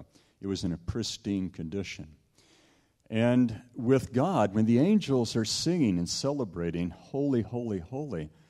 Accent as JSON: {"language": "English", "region": "Southern California", "country": "United States", "tie": "born or raised there", "also_born_or_lived": "Toronto, Canada", "said": "I grew up in Southern California"}